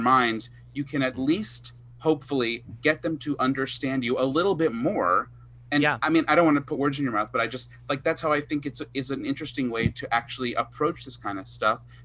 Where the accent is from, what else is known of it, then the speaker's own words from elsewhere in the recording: Long Island, New York, United States; I'm from Long Island, it's like buffoon nation